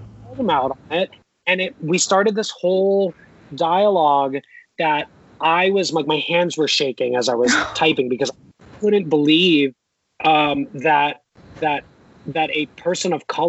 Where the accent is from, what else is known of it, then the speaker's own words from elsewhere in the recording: Philippines; I have a millionaire neighbor who's Indian and I'm Filipino. And, you know, we came from nothing, but we came here.